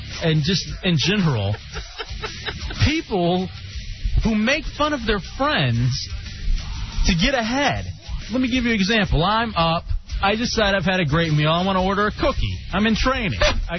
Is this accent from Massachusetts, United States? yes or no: no; Dallas, Texas, United States; moved away; also born or lived in Ann Arbor, Michigan / Lansing, Michigan; They're from Dallas, my hometown.